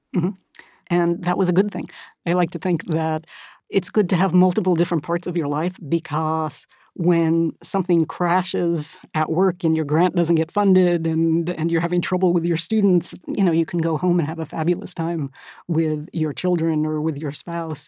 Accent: Northern California, United States; moved away as an adult; also born or lived in Massachusetts; I grew up mostly in California, in Northern California

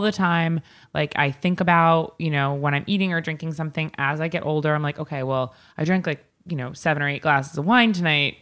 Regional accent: Northport, New York, United States; We used to have a Chinese restaurant in my hometown in Northport

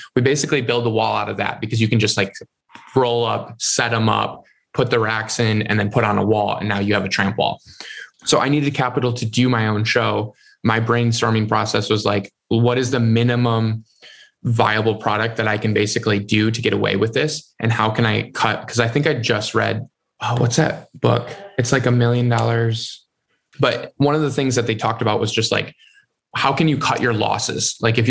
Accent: Michigan, United States

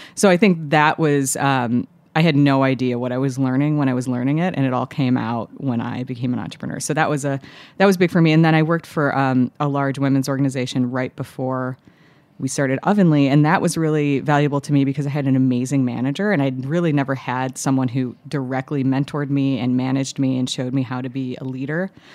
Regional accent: Chicago, Illinois, United States; now in New York, United States; I grew up in the suburbs of Chicago

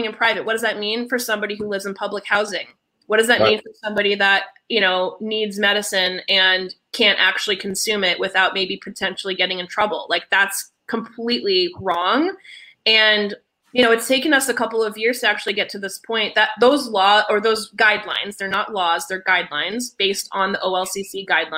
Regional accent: New Jersey, United States; moved away as an adult; also born or lived in Long Island, New York; now in Portland, United States; I was born on Long Island and moved to Jersey when I was 5. So I'm a Jersey girl and I moved out here 6 years ago.

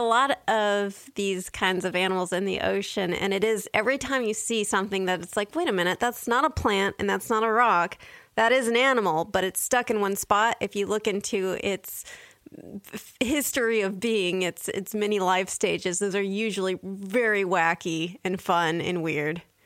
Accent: San Diego, California, United States; I grew up in San Diego, so I lived near the beach

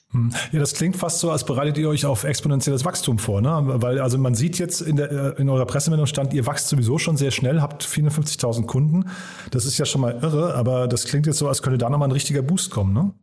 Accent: Hofheim am Taunus, Hesse, Germany; now in Berlin, Germany; Wir kommen beide aus Hofheim

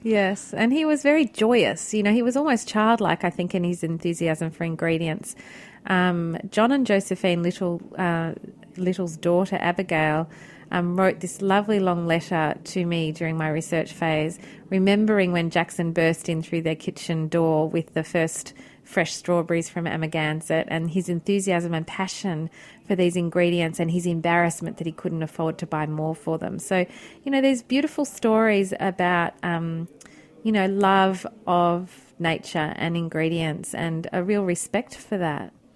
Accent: Australia; moved away; also born or lived in Milan; as an Australian coming over here

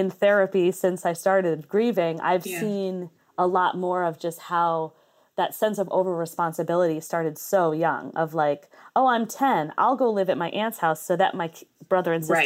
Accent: Ithaca, New York, United States; also born or lived in Corning, New York / Hornell, New York; I grew up in Ithaca, it was like I was in Ithaca, I was in Corning, I was in Hornell, I was back in Ithaca

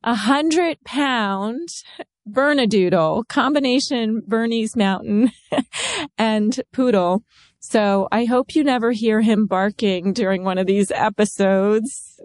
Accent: Maryland, United States; I grew up in Maryland during the Redskins heyday

